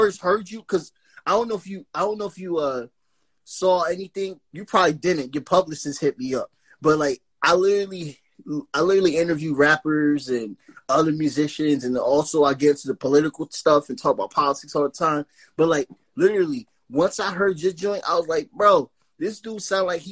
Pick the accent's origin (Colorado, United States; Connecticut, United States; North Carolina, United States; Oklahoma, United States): Connecticut, United States; Bridgeport; now in New Haven, United States; I'm from Bridgeport, Connecticut